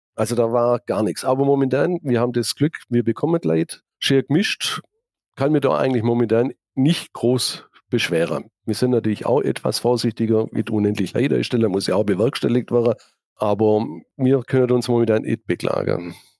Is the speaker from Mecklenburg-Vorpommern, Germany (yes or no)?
no; Laupheim, Baden-Württemberg, Germany; ich bin gebürtiger Laubheimer, habe mich schon immer mit der Stadt identifiziert